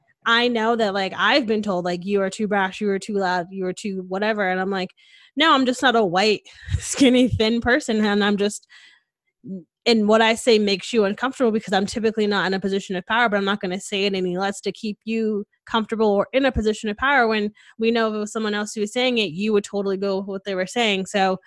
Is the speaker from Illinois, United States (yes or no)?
no; Connecticut, United States; now in Texas, United States; Like I stopped using my accent like after like 6 months of being here. So like, if you don't know me, you don't really know I'm from Connecticut. I don't sound like it anymore.